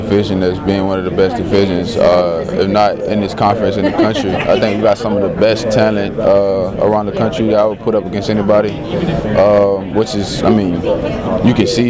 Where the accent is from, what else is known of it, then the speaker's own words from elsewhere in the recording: New Orleans, Louisiana, United States; I'm from New Orleans, Louisiana